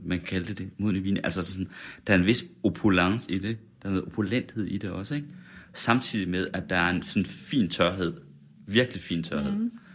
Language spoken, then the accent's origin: Danish; West Jutland, Central Denmark Region, Denmark; men jeg er også fra Vestjylland